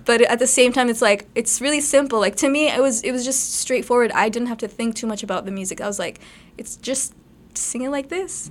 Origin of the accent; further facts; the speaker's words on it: Brampton, Ontario, Canada; Okay, so I was born and raised in Brampton. I still live in Brampton.